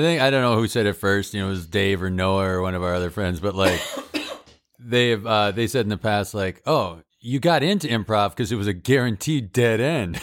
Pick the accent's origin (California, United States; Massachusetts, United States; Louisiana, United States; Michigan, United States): Massachusetts, United States; Holyoke; moved away as an adult; also born or lived in Chicago; my hometown of Holyoke